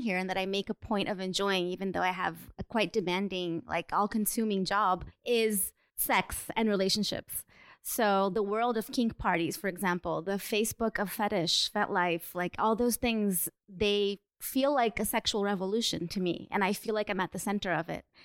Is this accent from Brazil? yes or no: yes; Brazil; moved away as an adult; now in New York, United States; I'm also Brazilian, but I've been living in the U.S. for um, in New York for five years now